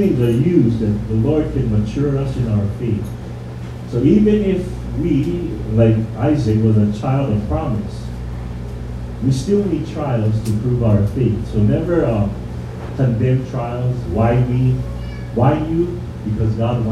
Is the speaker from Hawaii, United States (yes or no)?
yes; Hawaii, United States; we, as the Hawaiian people, we say mahalo